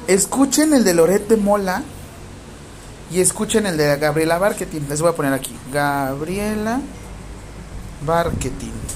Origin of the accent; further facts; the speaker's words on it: Mexico; a mí como mexicano